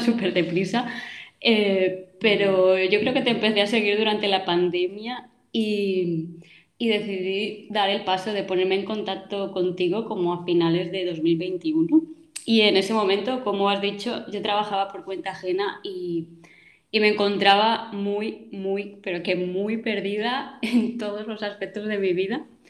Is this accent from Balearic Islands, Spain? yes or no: yes; Mallorca, Balearic Islands, Spain; soy de Mallorca, también vivo aquí actualmente